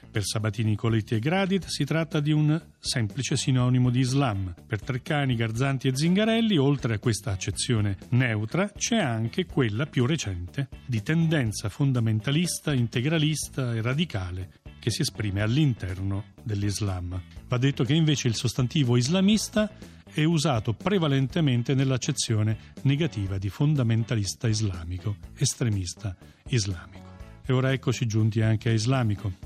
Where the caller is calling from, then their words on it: Tortoreto, Abruzzo, Italy; chiamo da Tortoreto, in provincia di Teramo